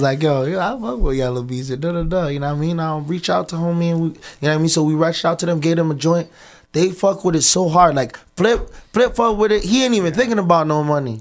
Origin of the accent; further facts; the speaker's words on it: Toronto, Ontario, Canada; also born or lived in Scarborough, Toronto; I'm from the West End, but my mom water broke in Galloway